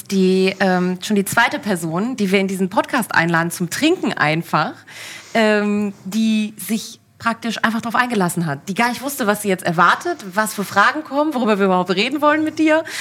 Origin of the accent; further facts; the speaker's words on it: Berlin, Germany; moved away as an adult; also born or lived in Cologne / Frankfurt; aus Berlin bin eine dieser seltenen äh, Berlinerinnen.